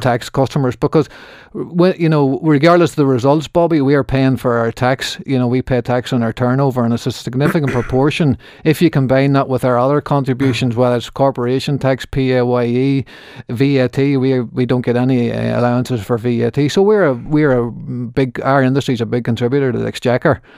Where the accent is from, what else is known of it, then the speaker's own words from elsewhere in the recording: Markethill, Northern Ireland, United Kingdom; also born or lived in Belfast; I grew up on Margaret Hill